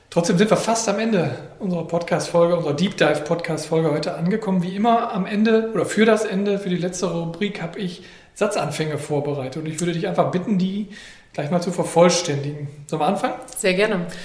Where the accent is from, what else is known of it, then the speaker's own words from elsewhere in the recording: Coesfeld, North Rhine-Westphalia, Germany; habe ich mich dazu entschieden, wieder in meiner Heimatstadt Coesfeld sesshaft zu werden, weil...